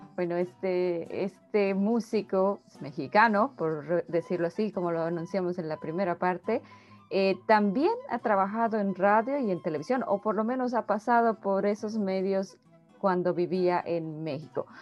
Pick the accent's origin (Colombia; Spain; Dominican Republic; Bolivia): Bolivia; soy boliviana